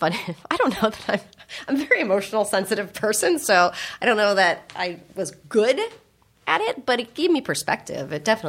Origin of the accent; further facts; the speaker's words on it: San Francisco, California, United States; because I grew up in San Francisco, the Bay Area, and my parents grew up in San Francisco